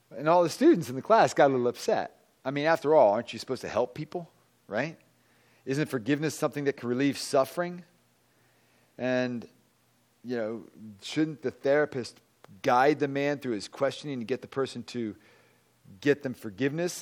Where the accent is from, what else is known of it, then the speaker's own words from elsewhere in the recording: Virginia, United States; moved away; I'm from Virginia